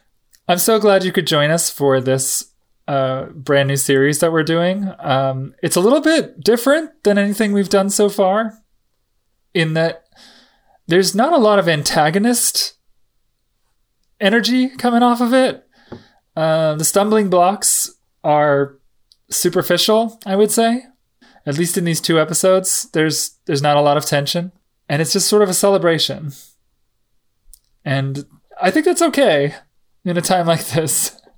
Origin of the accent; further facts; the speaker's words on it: New Jersey, United States; You know, I'm from New Jersey, so like that's where I see us.